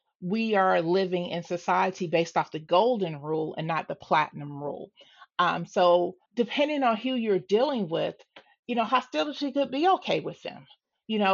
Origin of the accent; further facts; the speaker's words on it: Atlanta, Georgia, United States; I'm from Atlanta. I grew up in Southeast Atlanta.